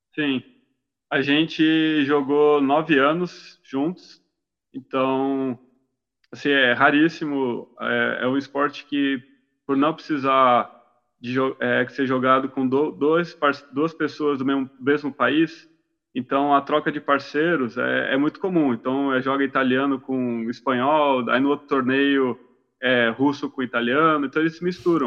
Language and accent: Portuguese; Santos, São Paulo, Brazil; Eu sou de Santos